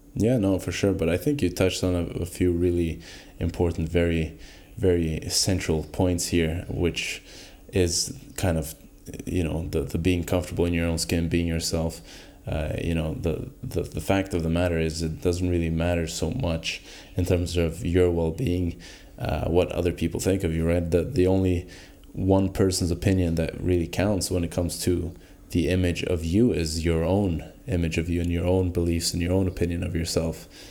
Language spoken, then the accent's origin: English; Norway; moved away; I come from Norway